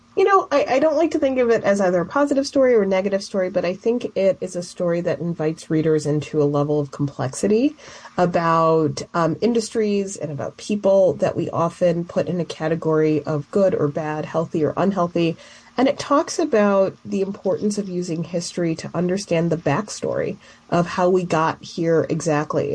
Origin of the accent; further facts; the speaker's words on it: Chicago, Illinois, United States; growing up in Chicago